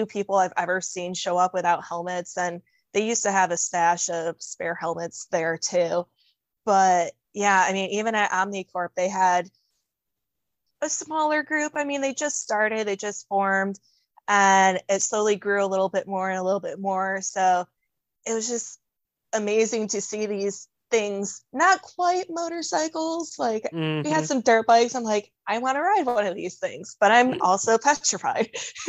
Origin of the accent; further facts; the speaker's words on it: Algonac, Michigan, United States; It's Elginac, Michigan.